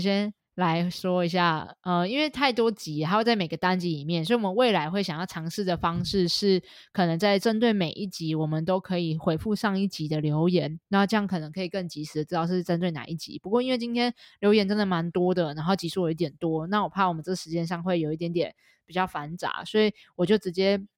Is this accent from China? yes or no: no; Taiwan; accent: Taiwanese Mandarin accent in English; 我有的自带一种你知道吗，台湾国语的那种感觉，你知道那个 accent 这样